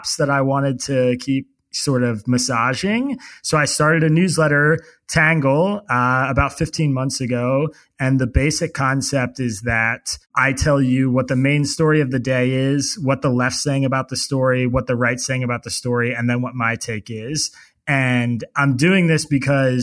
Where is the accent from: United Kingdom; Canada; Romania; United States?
United States; Bucks County, Pennsylvania; also born or lived in Pittsburgh, Pennsylvania; I grew up in Bucks County, Pennsylvania